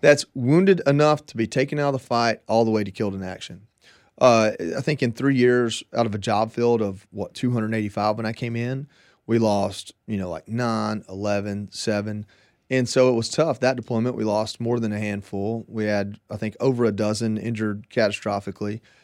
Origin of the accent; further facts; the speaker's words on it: Georgia, United States; moved away as an adult; also born or lived in Hawaii; I'm from Georgia